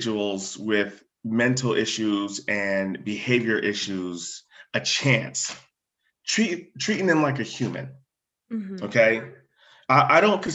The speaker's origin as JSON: {"language": "English", "town": "Groton", "region": "Connecticut", "country": "United States", "tie": "born or raised there", "also_born_or_lived": "New London, Connecticut", "said": "So we moved from New London to across the bridge to Groton, Connecticut. And we lived in an area where the firehouse was actually a mile down the road."}